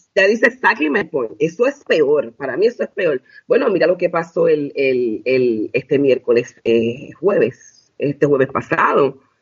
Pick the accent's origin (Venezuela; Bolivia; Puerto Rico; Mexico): Puerto Rico; yo soy de Puerto Rico